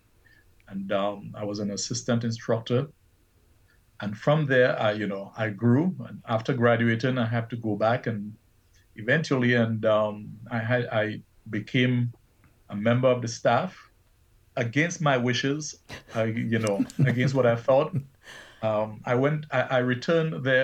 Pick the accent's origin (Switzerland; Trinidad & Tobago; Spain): Trinidad & Tobago; moved away; I was born in Trinidad and Tobago and raised up by my grandparents and my mom